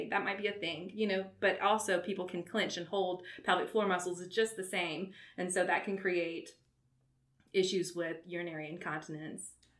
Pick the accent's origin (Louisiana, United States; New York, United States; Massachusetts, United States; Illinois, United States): Louisiana, United States; Walker; also born or lived in Baton Rouge, Louisiana / Mobile, Alabama; lived in Walker, grew up in Walker, Louisiana